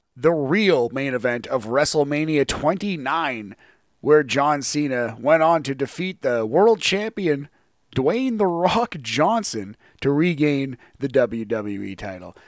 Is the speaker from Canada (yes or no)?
yes; Canada; as a Canadian wrestling fan